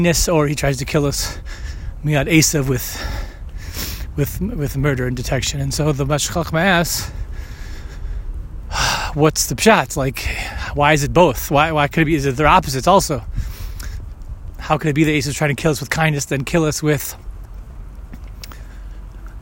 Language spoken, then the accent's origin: English; United States; most of my life growing up in America